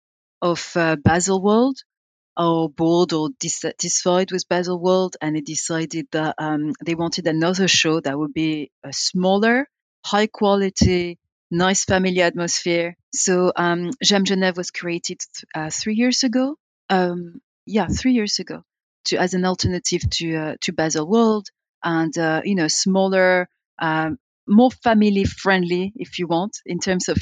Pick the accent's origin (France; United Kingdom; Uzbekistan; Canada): France; being French and being in a, you know, French speaking land